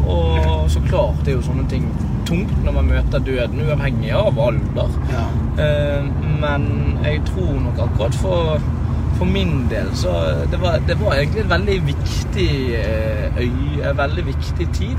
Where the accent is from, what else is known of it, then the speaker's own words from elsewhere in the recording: Bergen, Vestland, Norway; jeg er fra Bergen